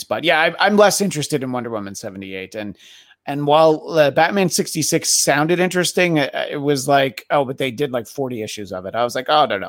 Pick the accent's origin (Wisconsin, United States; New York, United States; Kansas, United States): New York, United States; moved away; growing up in the Northeast, you know, in New York, yes, it's humid in, in the summer